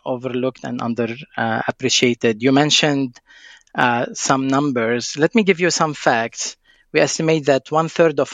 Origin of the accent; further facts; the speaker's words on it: Lebanon; moved away; I'm originally from Lebanon